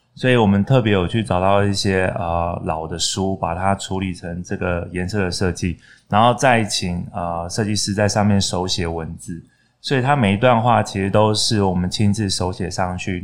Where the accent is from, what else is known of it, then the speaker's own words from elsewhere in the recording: Donggang, Pingtung County, Taiwan; 在我老家旁边的漫画店。屏东东港